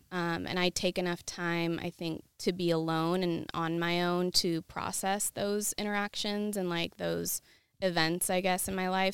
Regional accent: Yakima, Washington, United States; moved away as an adult; also born or lived in Seattle, Washington; now in Los Angeles, United States; I'm originally from Washington State, a small town called Yakima

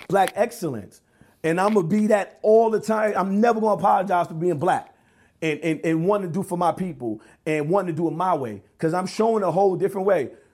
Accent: New York, United States; I grew up in New York, we wear Tim's.

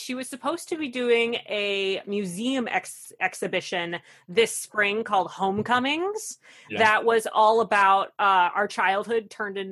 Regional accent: Chicago, Illinois, United States; also born or lived in Canada / Pennsylvania; we moved to the Chicagoland area when I was 8. So I really don't have too many memories of Pennsylvania. Like most of it, I go, I'm a Chicago kid. I grew up in the Northwest suburbs, the burbs

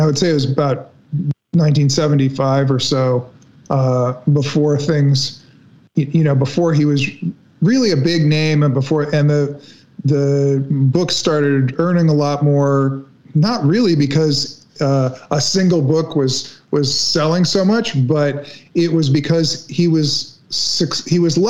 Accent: Los Angeles, California, United States; my sister and I, you know, we grew up in Hollywood

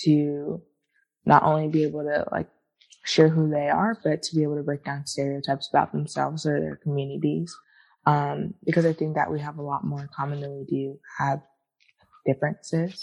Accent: Atlanta, Georgia, United States; now in Los Angeles, United States; I grew up in Atlanta, so Atlanta, Georgia

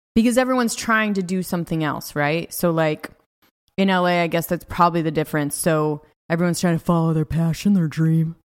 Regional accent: California, United States; born or raised there; moved away as an adult; also born or lived in Los Angeles

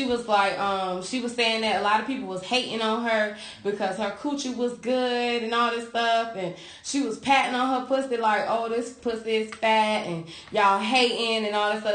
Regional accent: Dade City, Florida, United States; also born or lived in Sodus, New York; my hometown has the worst name here in Tampa

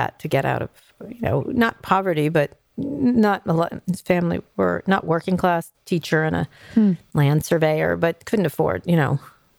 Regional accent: New York, United States; also born or lived in Philadelphia; New York.

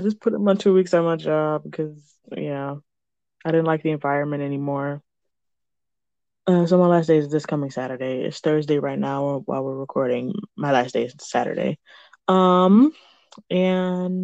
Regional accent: Michigan, United States; I'm from Michigan, and one of the biggest cities in Michigan, but it's not Lansing or Detroit

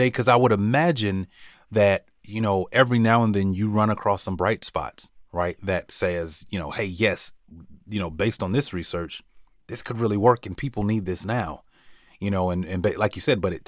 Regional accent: Gainesville, Florida, United States; when I was a kid, I grew up in Gainesville, Florida

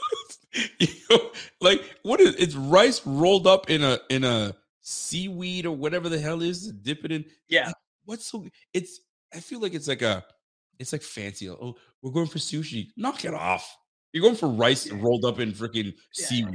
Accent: Canada; we're not from Buffalo. We're Canadian.

